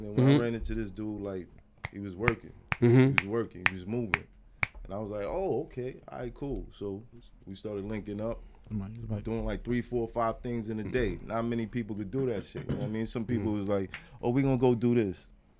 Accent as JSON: {"language": "English", "town": "New York City", "region": "New York", "country": "United States", "tie": "born or raised there", "said": "was raised. Crown Heights, borderline Flatbush."}